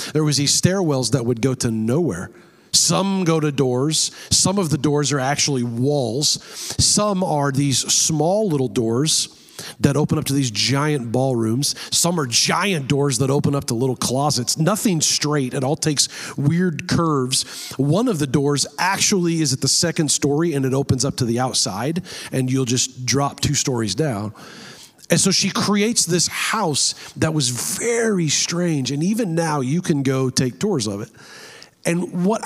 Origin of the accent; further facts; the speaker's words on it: near San Jose, California, United States; is close to my hometown. It's in San Jose, California